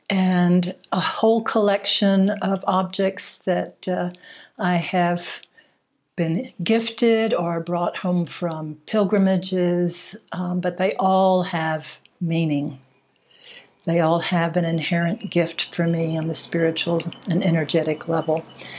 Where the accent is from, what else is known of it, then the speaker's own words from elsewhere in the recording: Houston, Texas, United States; moved away as an adult; also born or lived in San Francisco Bay Area, California / Colorado; I grew up in Houston. And I remember asking myself, because it felt very kind of weird, what is a wasp from Texas doing studying Peruvian shamanism?